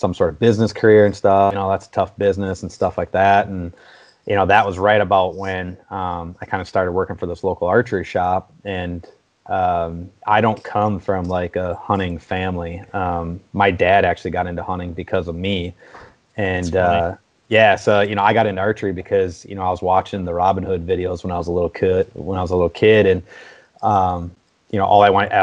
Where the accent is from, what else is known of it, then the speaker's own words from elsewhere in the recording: Wisconsin, United States; I'm born and raised in Wisconsin